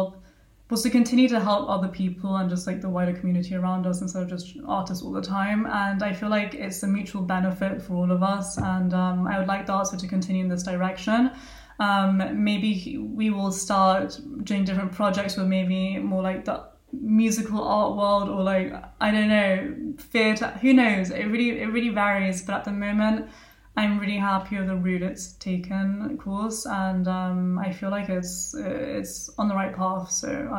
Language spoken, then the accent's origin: English; Argentina; I'm also from Argentina.